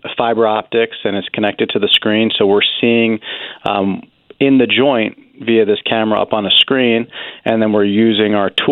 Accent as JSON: {"language": "English", "region": "New Jersey", "country": "United States", "moved": "yes", "lives_now": "Pennsylvania, United States", "said": "I'm from New Jersey originally and have family nearby"}